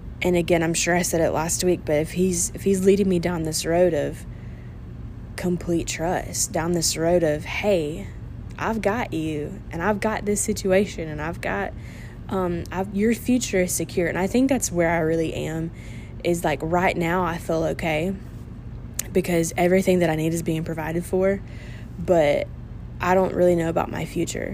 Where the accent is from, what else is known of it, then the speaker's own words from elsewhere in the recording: United States; as an American